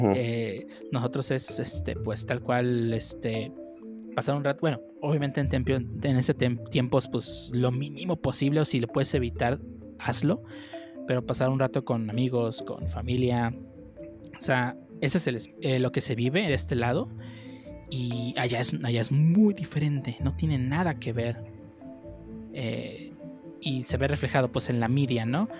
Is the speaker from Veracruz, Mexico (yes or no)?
no; Guerrero, Mexico; moved away; de donde yo soy, de Guerrero